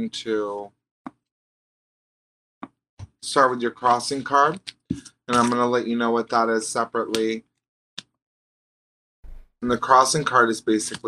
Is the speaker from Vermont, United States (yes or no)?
yes; Vermont, United States; I'm from Vermont